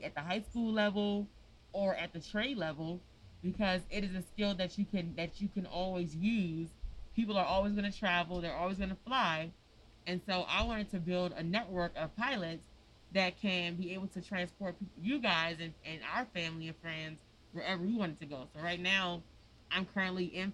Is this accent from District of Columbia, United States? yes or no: yes; Washington, District of Columbia, United States; I'm from Congress Park. I grew up on Congress Street and in the circle in what they call 13th Place.